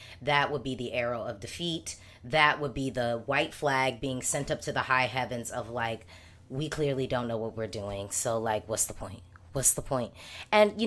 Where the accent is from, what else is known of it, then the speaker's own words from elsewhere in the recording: United States; as an American third party non-involved Eurovision fan